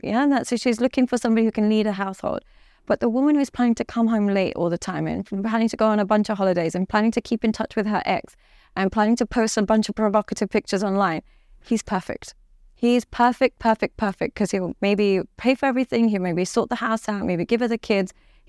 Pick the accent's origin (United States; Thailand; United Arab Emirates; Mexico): United Arab Emirates; Dubai; now in London, United Kingdom; And unfortunately, because I come from Dubai and I live in London and stuff like that, I focus on the extremities.